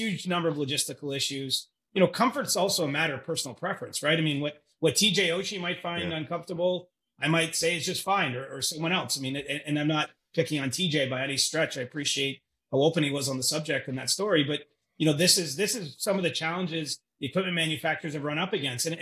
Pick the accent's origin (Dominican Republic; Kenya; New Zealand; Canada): Canada; growing up in Canada